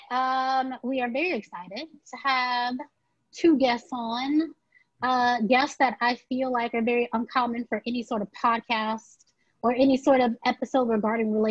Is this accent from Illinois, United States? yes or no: yes; Chicago, Illinois, United States; now in New York, United States; I am originally from Chicago, but I live in New York right now.